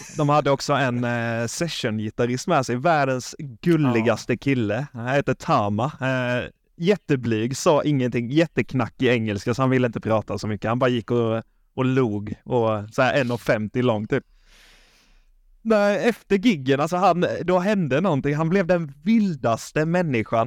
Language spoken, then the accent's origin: Swedish; Småland, Sweden; Jag är ju från Småland, som ni kanske hör, jag låter som mm. Chewbacca i koma